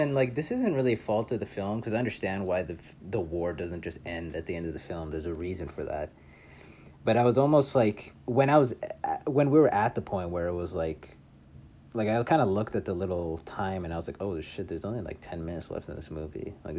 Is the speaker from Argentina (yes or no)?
yes; Buenos Aires, Argentina; I'm from Buenos Aires, and I say kill them all.